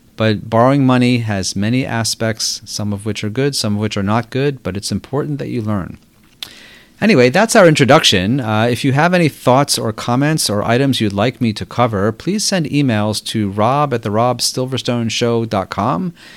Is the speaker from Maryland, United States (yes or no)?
yes; Baltimore, Maryland, United States; moved away as an adult; also born or lived in New York; I grew up in Baltimore before attending college at Harvard University